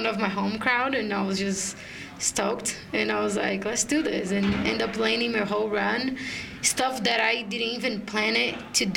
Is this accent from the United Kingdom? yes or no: no; Brazil; in Brazil, my hometown